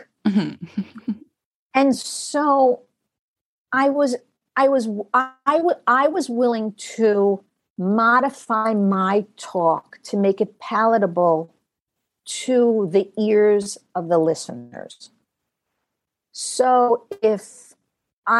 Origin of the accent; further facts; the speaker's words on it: New York, United States; also born or lived in California; I was originally from New York